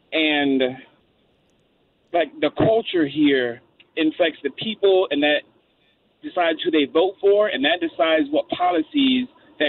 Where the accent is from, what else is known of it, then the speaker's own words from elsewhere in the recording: Baton Rouge, Louisiana, United States; And I'm from Baton Rouge, but I do have my grandparents who for many, many generations have lived on the North Shore in Slidell, Louisiana.